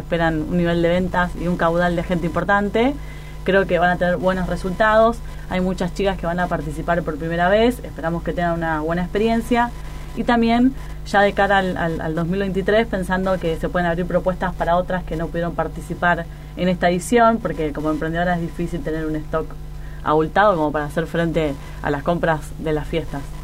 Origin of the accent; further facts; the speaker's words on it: Argentina; vivimos rodeados de frustraciones en un país tan inestable como Argentina